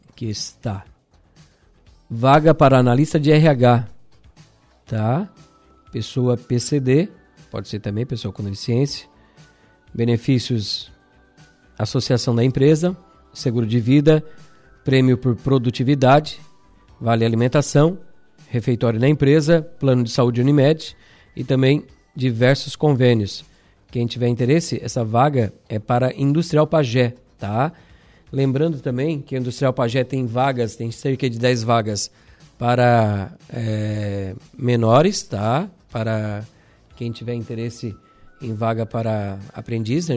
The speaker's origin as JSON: {"language": "Portuguese", "town": "Araranguá", "region": "Santa Catarina", "country": "Brazil", "tie": "born or raised there", "said": "Nos criamos ali na Uruçanguinha"}